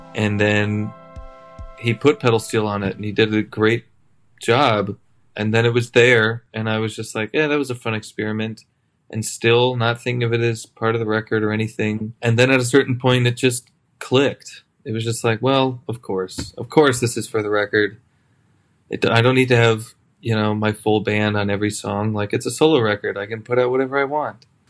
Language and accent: English; Chicago, Illinois, United States; born or raised there